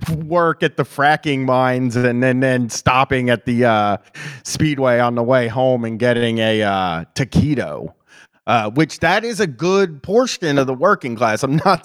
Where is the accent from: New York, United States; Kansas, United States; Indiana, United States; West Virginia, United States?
New York, United States; well, I'm also from New York, but I know that people from the South are actually good salt of the earth people.